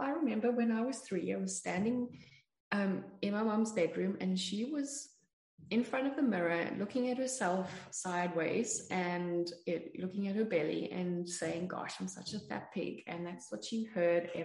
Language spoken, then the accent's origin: English; South Africa; I grew up in South Africa